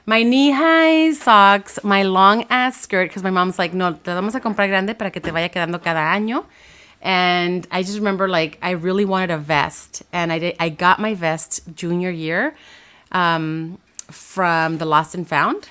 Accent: Los Angeles, California, United States; I grew up in Watts, so my high school was in Downey

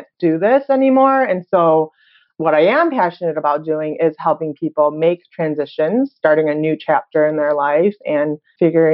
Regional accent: Chicago, Illinois, United States; moved away as an adult; also born or lived in Korea / Hawaii; I was born and raised in Chicago

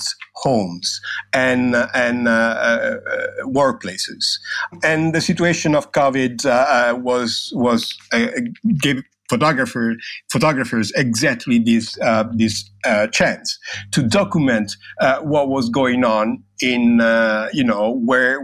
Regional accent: Rome, Lazio, Italy; I'm from Rome. That means I'm Italian.

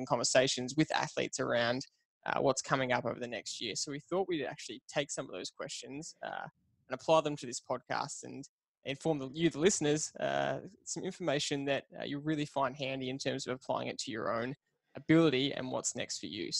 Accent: Australia; As an Aussie

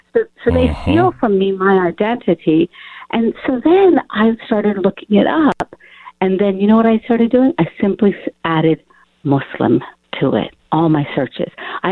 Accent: Morgantown, West Virginia, United States; I'm calling you from Morgantown, West Virginia, where I grew up right now.

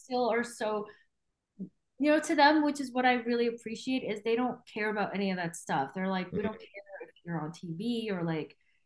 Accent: Vancouver, British Columbia, Canada; moved away as an adult; also born or lived in Taiwan / New York City; now in Toronto, Canada; I grew up in Vancouver

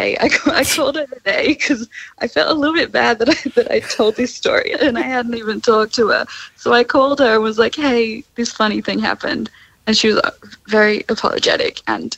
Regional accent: Sydney, New South Wales, Australia; now in Melbourne, Australia; I live in Melbourne now. I'm a producer in Melbourne, but I am from Sydney.

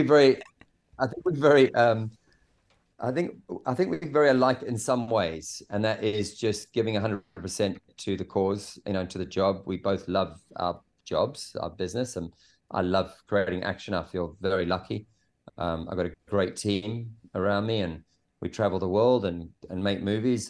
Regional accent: South Africa; I grew up in South Africa in a s, a small surf town

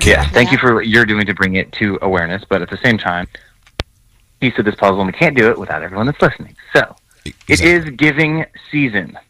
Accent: New York, United States; I grew up in New York

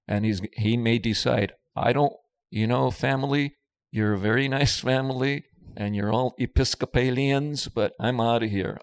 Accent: Los Angeles, California, United States; I grew up in East Los Angeles in the Boyle Heights area

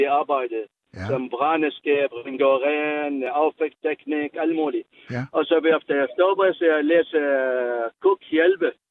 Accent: Baghdad, Baghdad Governorate, Iraq; Danish is a second language; moved away as an adult; now in Denmark; jeg kommer fra Irak. Øh, Hustis, Bagdad.

